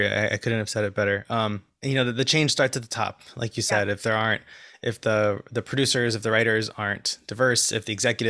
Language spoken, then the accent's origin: English; El Salvador; I'm from El Salvador.